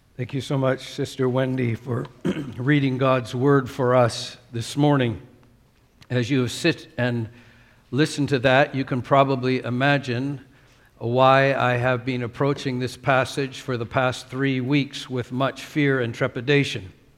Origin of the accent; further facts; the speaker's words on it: Canada; now in Singapore; as a Canadian in Canada